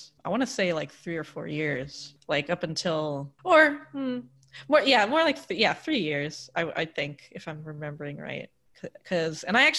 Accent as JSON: {"language": "English", "town": "Long Island", "region": "New York", "country": "United States", "said": "but I'm like, yeah, so I'm from Long Island. For anyone who doesn't know, that's where the Jersey Shore people are actually from."}